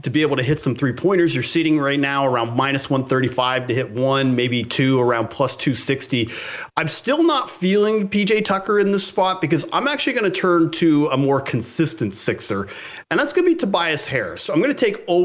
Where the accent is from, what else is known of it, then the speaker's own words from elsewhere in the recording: Canada; I grew up in Canada. My entire family was Montreal Canadiens fans